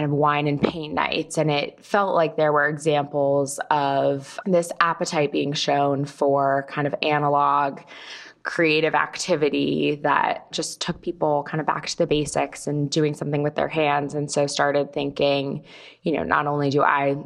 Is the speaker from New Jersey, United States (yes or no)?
no; California, United States; moved away as an adult; now in New York, United States; I moved to New York from California, where I'm from, to go to Barnard College